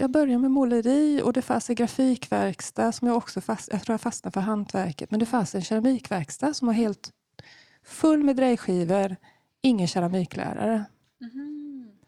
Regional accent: Madrid, Community of Madrid, Spain; Jo, eh, jag är inte uppväxt i Sverige. Eh, mina föräldrar flyttade från Sverige på början på 70-talet. Och eh, början på 80-talet så flyttade de till Spanien, till Madrid.

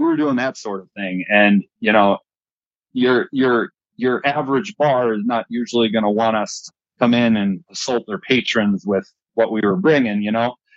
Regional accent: Fox Valley, Wisconsin, United States; I'm from the Fox Valley.

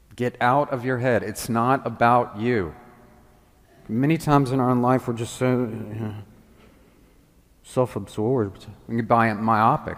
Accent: the South, United States; also born or lived in Washington; now in Memphis, United States; I came from the South where everybody has Southern hospitality

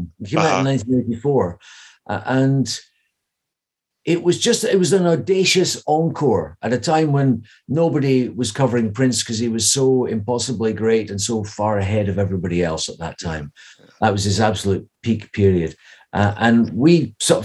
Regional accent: Edinburgh, Scotland, United Kingdom; now in Ireland; I'm from Edinburgh

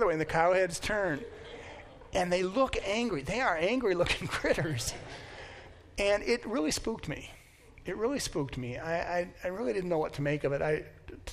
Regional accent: United States; as an American, I'm taught from the beginning that I am self-sufficient

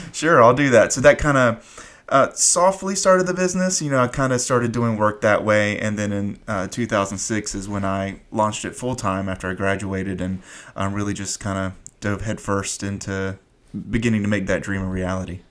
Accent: Fayetteville, North Carolina, United States; I grew up in Fayetteville, so we're about 30 minutes away

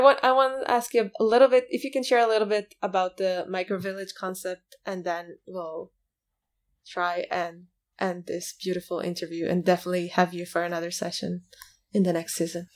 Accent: Israel; I come from Israel, a startup nation.

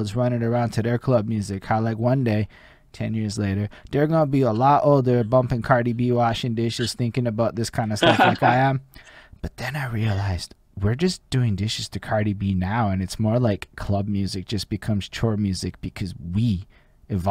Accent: Montreal, Quebec, Canada; I'm from Montreal.

